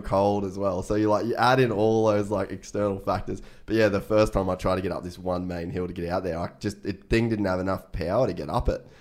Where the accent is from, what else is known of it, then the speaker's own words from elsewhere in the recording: Cairns, Queensland, Australia; we grew up in Cairns